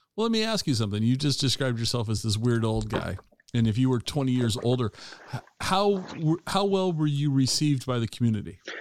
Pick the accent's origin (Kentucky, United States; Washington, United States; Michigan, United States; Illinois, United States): Washington, United States; I've spent my entire life living in the state of Washington